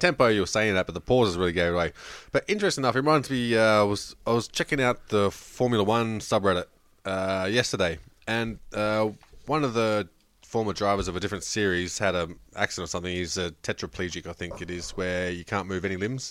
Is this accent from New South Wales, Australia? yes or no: yes; New South Wales, Australia; now in Victoria, Australia; we grew up in New South Wales